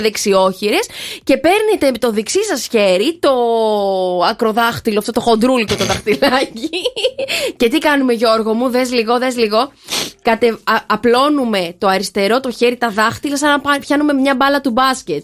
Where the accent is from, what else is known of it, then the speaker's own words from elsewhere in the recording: Thessaloniki, Central Macedonia, Greece; στην πόλη μου